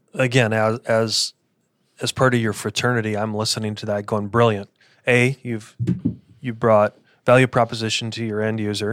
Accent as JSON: {"language": "English", "region": "Midwest", "country": "United States", "tie": "born or raised there", "moved": "yes", "lives_now": "Arizona, United States", "said": "how we were raised in the Midwest"}